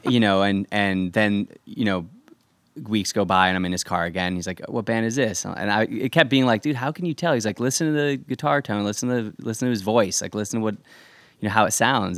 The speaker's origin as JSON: {"language": "English", "town": "Irvine", "region": "California", "country": "United States", "tie": "born or raised there", "also_born_or_lived": "New Jersey", "said": "I grew up in Irvine"}